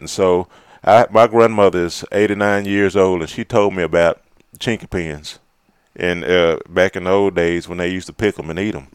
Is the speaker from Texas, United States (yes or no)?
yes; Fort Worth, Texas, United States; also born or lived in Malakoff, Texas; I was growing up in Fort Worth